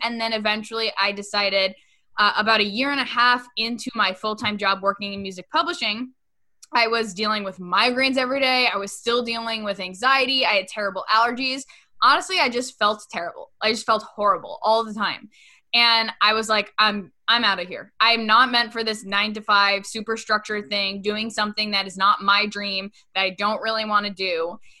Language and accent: English; Westchester, New York, United States; after I graduated from college in my hometown in Westchester, which, get this, Brie, it was literally over, the studio was right over the place that I used to take music lessons as a kid.